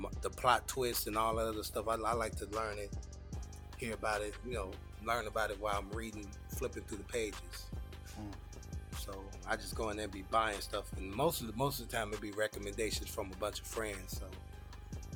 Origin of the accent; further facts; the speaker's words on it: Chicago, Illinois, United States; a place in Illinois, which is where I'm from. I'm from Chicago, Illinois